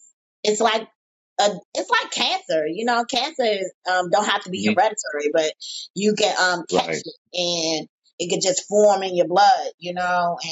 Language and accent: English; Washington, District of Columbia, United States; also born or lived in Oxon Hill, Maryland; I was born in Washington D.C. But I lived in Oxon Hill, Maryland, and but my mommy transferred back to D.C.